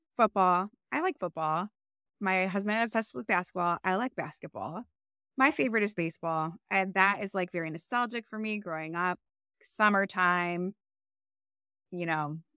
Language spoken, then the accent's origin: English; Cleveland, Ohio, United States; I grew up in Cleveland